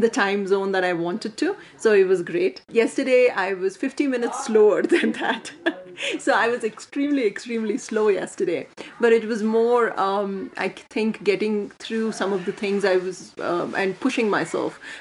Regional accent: India; born or raised there

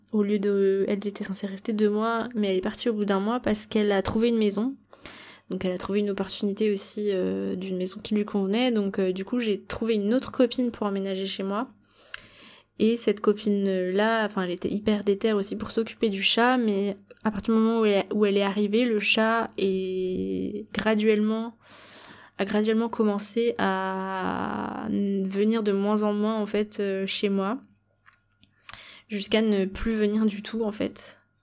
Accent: Brittany, France; now in Bali, Indonesia; en Bretagne, là où j'ai grandi

